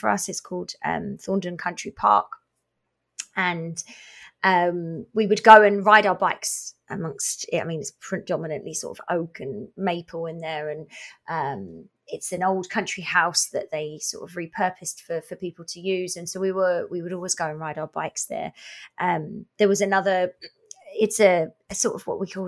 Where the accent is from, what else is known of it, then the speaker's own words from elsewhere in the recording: Essex, East of England, United Kingdom; now in Revelstoke, Canada; I grew up in our version of a province called Essex